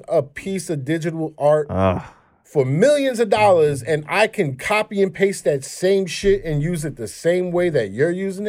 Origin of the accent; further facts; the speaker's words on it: Flatbush, New York, United States; moved away; I'm from Flatbush, right? And I just moved from Flatbush not too long ago. And during the pandemic, I seen this shit starting to revert back to the way shit was when I was growing up.